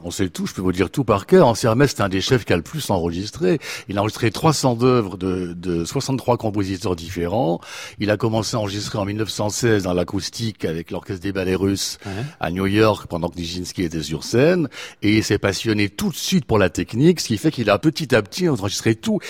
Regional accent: Geneva, Switzerland; moved away as an adult; also born or lived in Anjou/Poitou, France; now in France; je suis de Genève et, je suis très très heureux de revenir dans ma ville natale périodiquement

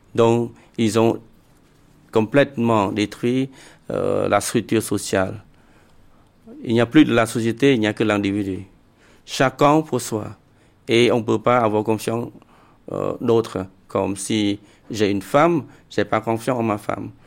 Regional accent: Cambodia; je suis Khmer pour tout le monde

